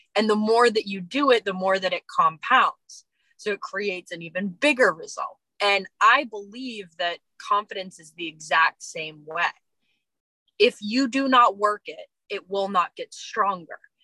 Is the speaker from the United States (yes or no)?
yes; East Coast, United States; moved away; also born or lived in Los Angeles, United States; I'm originally from the East Coast. I've lived a few years